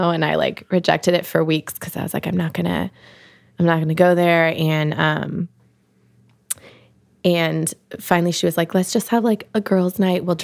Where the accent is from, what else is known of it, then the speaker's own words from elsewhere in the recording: Pacific Northwest, United States; like I grew up in the Northwest, like people are very like natural looking out there.